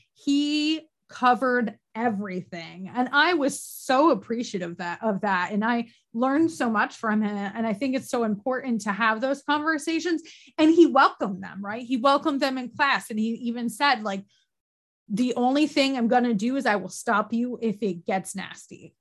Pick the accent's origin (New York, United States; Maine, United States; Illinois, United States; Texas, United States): New York, United States; upstate; moved away as an adult; now in Virginia, United States; I'm from Canada practically, like upstate New York, more cows than people, very rural